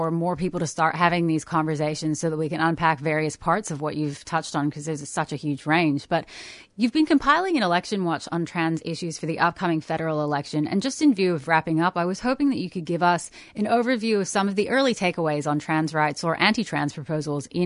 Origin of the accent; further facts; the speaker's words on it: Canada; from the Cree Nation, Canada.